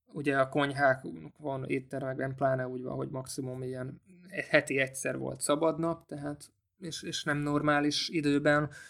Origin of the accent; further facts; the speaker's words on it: Hungary; also born or lived in Austria; magyarok vagyunk